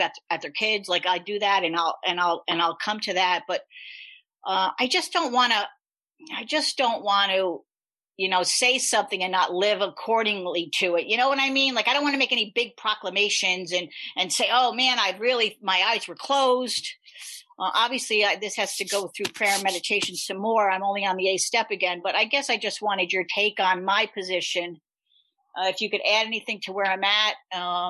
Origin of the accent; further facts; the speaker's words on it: New York, United States; I'm from New York.